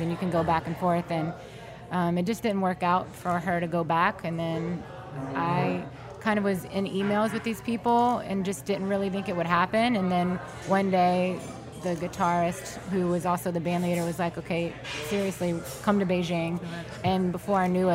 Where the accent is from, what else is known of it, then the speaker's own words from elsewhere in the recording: New Orleans, Louisiana, United States; I'm from New Orleans